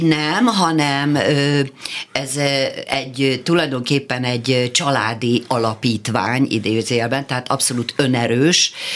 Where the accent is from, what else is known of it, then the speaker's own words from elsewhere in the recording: Szolnok, Jász-Nagykun-Szolnok, Hungary; moved away as an adult; also born or lived in Budapest; Én szolnoki vagyok. Én föl, följöttem vidékről felvételizni